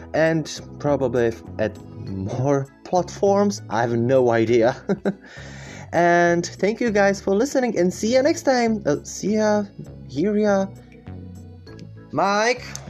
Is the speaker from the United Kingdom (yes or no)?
no; Czechia; I'm some person from Czech Republic.